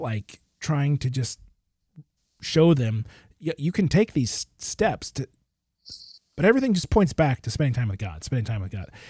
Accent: Michigan, United States; I grew up in Michigan

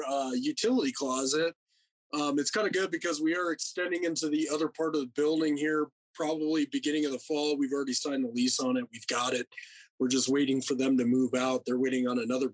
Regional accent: Rapid City, South Dakota, United States; born and raised in Rapid City, South Dakota

